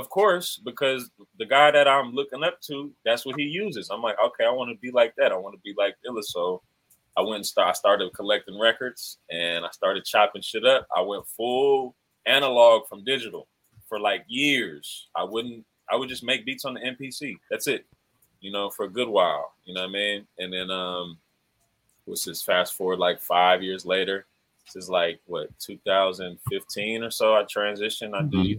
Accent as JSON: {"language": "English", "region": "the South", "country": "United States", "said": "You know, I'm from the South, man. I'm Creole. My family from Louisiana."}